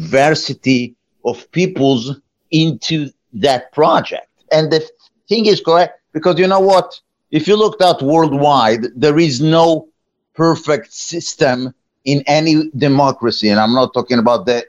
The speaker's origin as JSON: {"language": "English", "country": "Israel", "tie": "born or raised there", "moved": "as an adult", "lives_now": "United States", "said": "I was born in Israel over a few decades ago"}